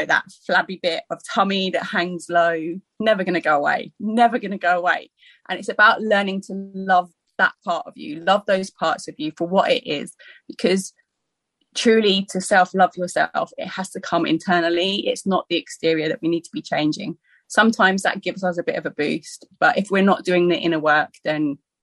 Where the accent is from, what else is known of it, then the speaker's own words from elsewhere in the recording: Surrey, South East England, United Kingdom; I was brought up in Surrey